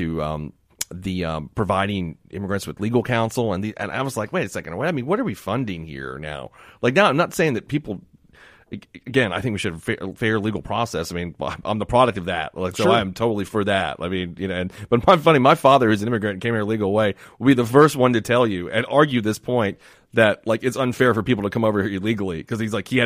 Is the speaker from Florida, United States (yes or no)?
yes; Miami, Florida, United States; moved away; I grew up in Miami, obviously, and it's predominantly Hispanic down there